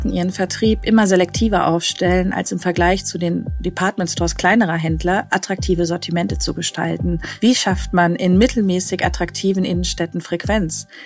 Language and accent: German; Ruhr area, North Rhine-Westphalia, Germany; ich komme ja selber aus dem Ruhrgebiet